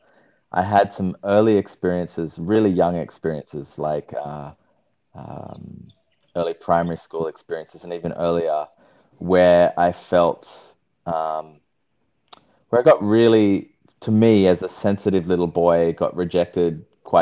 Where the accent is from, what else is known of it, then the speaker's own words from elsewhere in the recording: Sydney, New South Wales, Australia; moved away as an adult; now in Byron Bay, Australia; So I am currently living in the Byron Shire, Byron Bay area. I grew up in Sydney